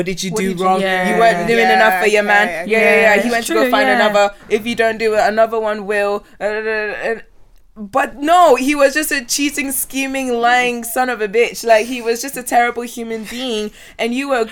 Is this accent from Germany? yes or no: no; Ghana; I grew up in Ghana